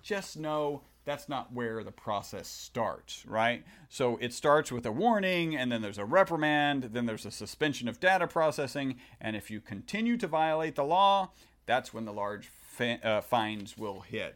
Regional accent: Texas, United States; We are from Texas

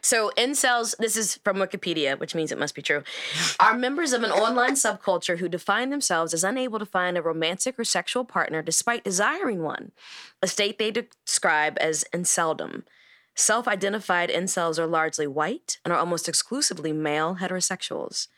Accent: United States; as an American

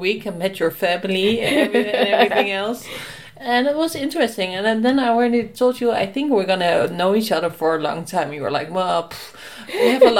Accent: Netherlands; I'm from the Netherlands.

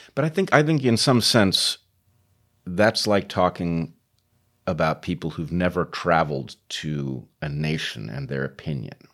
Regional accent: United States; I am an American tied back to George Washington

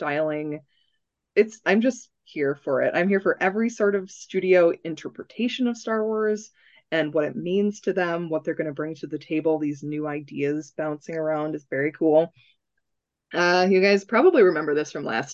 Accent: Minnesota, United States; accent: Minnesota; my Minnesota accent.

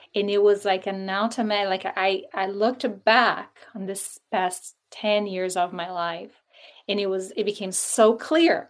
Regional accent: Brazil; moved away as an adult; now in United States; I'm from Brazil, so I was born and raised there.

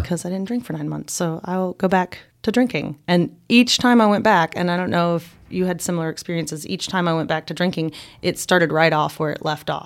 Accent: Boone, North Carolina, United States; I grew up here in Boone

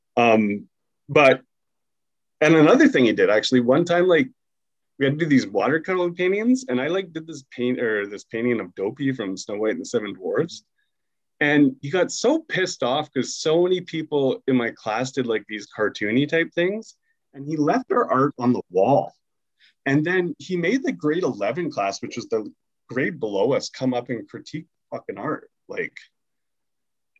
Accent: Maple Ridge, British Columbia, Canada; also born or lived in Pitt Meadows; now in Vancouver, Canada; I live in Vancouver now and I grew up in Maple Ridge and Pitt Meadows, which is only an hour away from the city

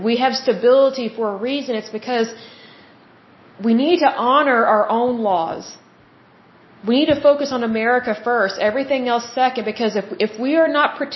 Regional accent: United States

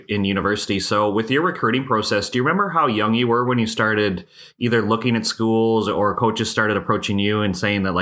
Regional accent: Canada; as a Canadian

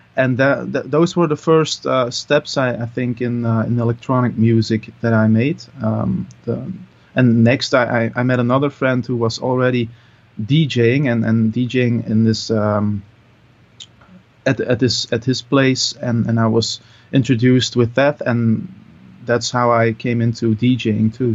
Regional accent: Mol, Flanders, Belgium; English is a second language; I'm from uh, from Mol. That's uh, a little town um, in Antwerp

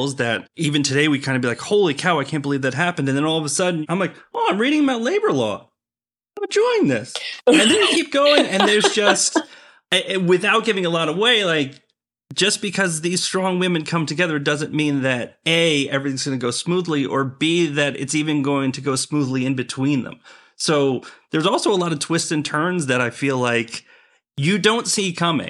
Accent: New York, United States; now in Washington, D.C. area, United States; I grew up in New York, so I'm automatically a New York Giants fan

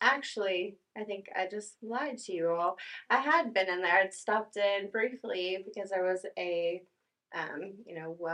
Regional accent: north of Dallas, Texas, United States; also born or lived in Tulsa, Oklahoma; now in Tahlequah, United States; born in Tulsa and raised north of Dallas, and um, moved around the country and decided over the summer to relocate to Tahlequah

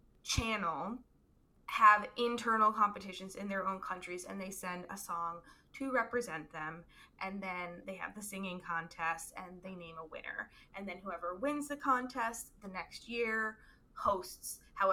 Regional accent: United States; as an American

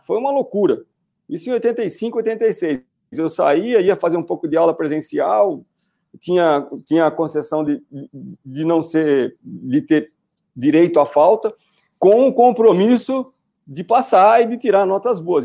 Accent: Lençóis Paulista, São Paulo, Brazil; moved away as an adult; also born or lived in Seropédica, Rio de Janeiro; now in Tatuí, Brazil; eu sou de Lençóis Paulista e, do interior de São Paulo. Eu brinco, né, que eu sou um jacu, literalmente, né? Eu nasci numa cidade pequena

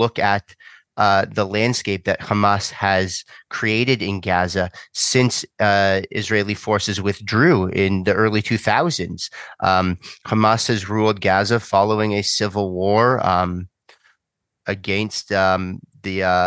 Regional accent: Canada; as a Canadian

